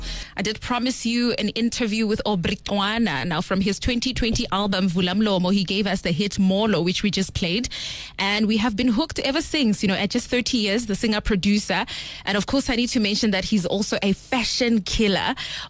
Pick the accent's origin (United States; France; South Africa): South Africa; Limpopo; More in Limpopo, we call it hojaleshila, man.